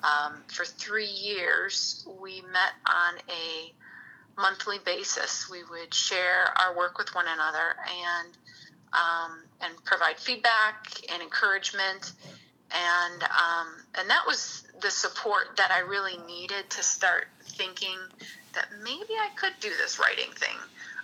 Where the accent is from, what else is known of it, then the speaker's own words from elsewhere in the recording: Hammond, Indiana, United States; born there; also born or lived in Lansing; Well, I was born in Hammond, Indiana, so you're so close to the border there.